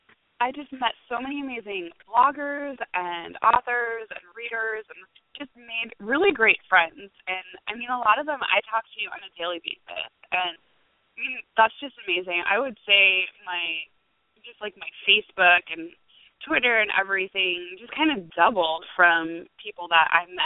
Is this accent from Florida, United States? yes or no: yes; St. Augustine, Florida, United States; so she heard me saying that I'm from St. Augustine. Hey, that's where I'm from.